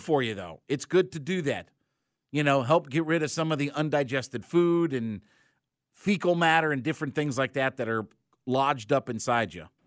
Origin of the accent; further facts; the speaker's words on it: Canton, Ohio, United States; moved away; my hometown of Canton, Ohio